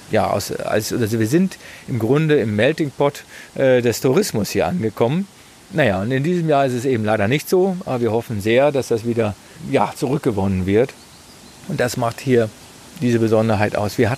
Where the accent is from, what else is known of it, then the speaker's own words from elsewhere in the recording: Berlin, Germany; das ist ja auch eine Wissenslücke als Berliner